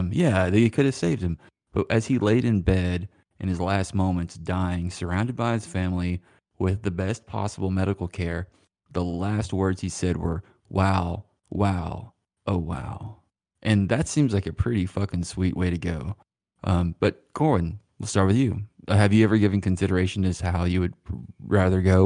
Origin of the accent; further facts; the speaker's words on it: Stamps, Arkansas, United States; moved away; I'm technically from Stamps